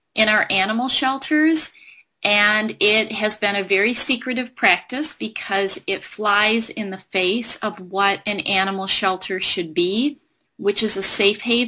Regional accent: Michigan, United States; my home state of Michigan

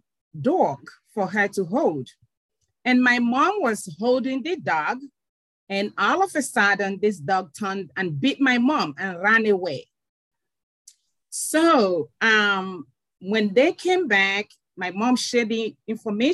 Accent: Nigeria; moved away as an adult; also born or lived in Kenya / Tanzania / Uganda / Namibia; now in United States; I am originally from Nigeria and migrated to the United States 20 years ago

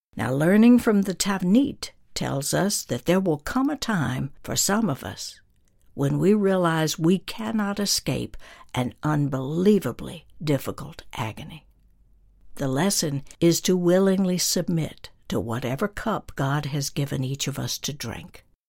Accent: North Georgia, United States; moved away; my hometown in North Georgia

